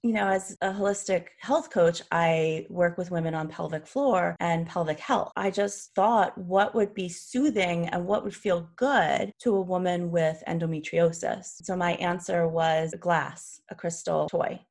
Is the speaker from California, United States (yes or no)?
no; New York City, New York, United States; I grew up in New York City